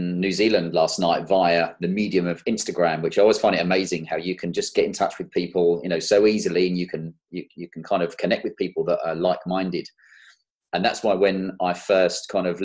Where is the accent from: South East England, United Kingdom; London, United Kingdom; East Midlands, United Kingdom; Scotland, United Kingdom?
London, United Kingdom; moved away as an adult; also born or lived in Kent; now in Cotswolds, United Kingdom; I'm a London boy. I was born and bred in South London and down in Kent